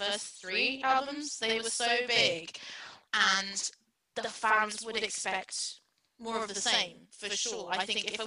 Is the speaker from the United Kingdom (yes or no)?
yes; United Kingdom; I'm not British, but I grew up in Britain.